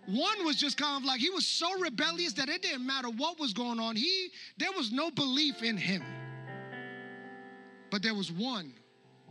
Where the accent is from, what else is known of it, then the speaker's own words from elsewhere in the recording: New York, United States; the church that I grew up in New York